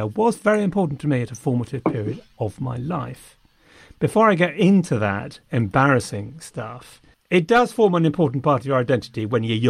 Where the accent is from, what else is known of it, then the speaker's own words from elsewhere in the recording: Loughborough, East Midlands, United Kingdom; accent: posh; good school, grammar school. Quite strong Loughborough, so my posh accent was mocked.